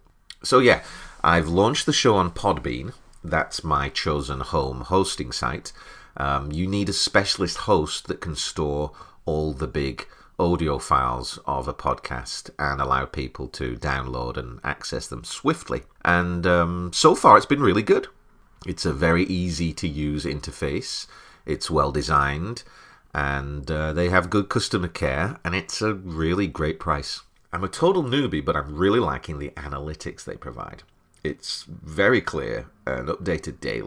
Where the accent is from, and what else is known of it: United Kingdom; moved away as an adult; now in United States